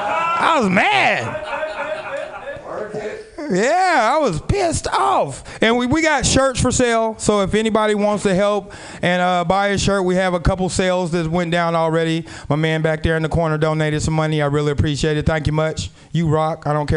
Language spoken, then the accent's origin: English; Portland, Oregon, United States; We are down here from Portland, Oregon.